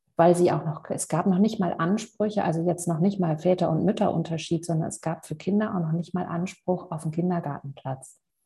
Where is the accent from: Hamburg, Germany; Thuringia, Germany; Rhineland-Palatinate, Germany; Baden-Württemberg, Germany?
Hamburg, Germany; moved away; aus Hamburg, meiner alten Heimat